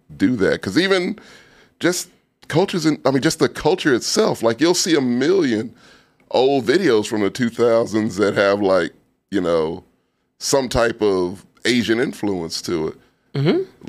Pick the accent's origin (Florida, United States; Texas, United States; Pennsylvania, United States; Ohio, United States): Texas, United States; born or raised there